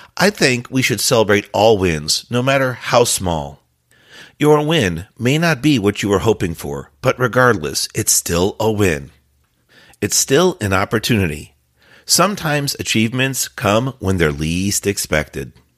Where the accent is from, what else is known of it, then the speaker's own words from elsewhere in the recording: Florida, United States; my home state, Florida